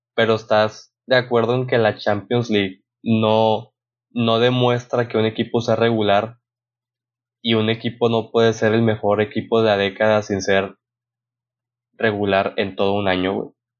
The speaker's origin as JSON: {"language": "Spanish", "country": "Mexico"}